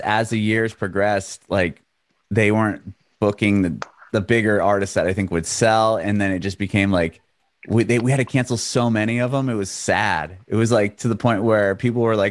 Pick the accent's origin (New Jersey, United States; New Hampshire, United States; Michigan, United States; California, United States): California, United States; moved away as an adult; also born or lived in San Diego / San Francisco; now in Nashville, United States; I grew up in California, born and raised in San Diego and San Francisco